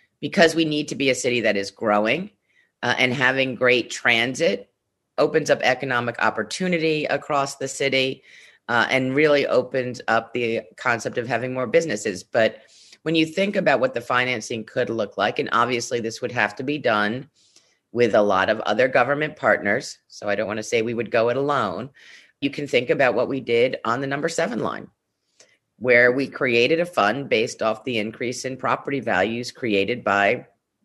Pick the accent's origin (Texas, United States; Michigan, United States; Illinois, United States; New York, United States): New York, United States; New York City; I'm from Brownstone, Brooklyn, so have a few roots here